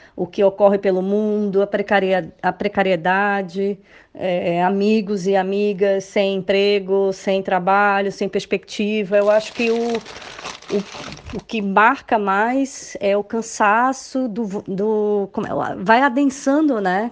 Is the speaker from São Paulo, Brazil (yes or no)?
no; Recife, Pernambuco, Brazil; moved away as an adult; now in Lisbon, Portugal; Moro aqui em Portugal há cinco anos e sou do Recife